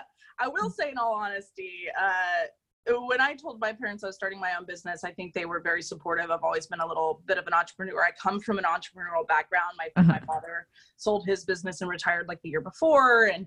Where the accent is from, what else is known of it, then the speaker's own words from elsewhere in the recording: Austin, Texas, United States; moved away as an adult; now in Portland, United States; you know, we're from Austin, Texas, and we moved to Portland about a year and a half ago.